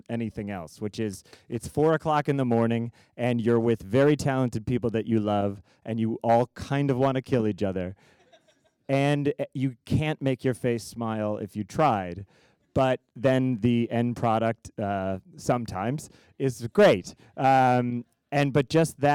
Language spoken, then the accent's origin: English; Chicago, Illinois, United States; I grew up in Chicago, so I saw some Broadway shows that came to town